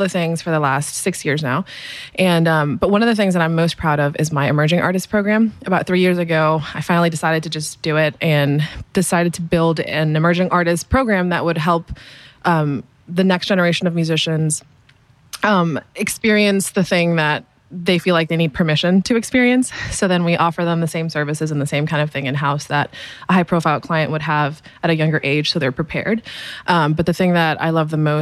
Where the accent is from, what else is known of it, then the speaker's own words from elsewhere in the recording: Miami, Florida, United States; I'm from Florida. I grew up in Miami